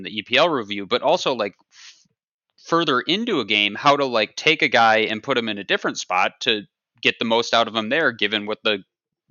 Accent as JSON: {"language": "English", "country": "United States", "said": "being an American"}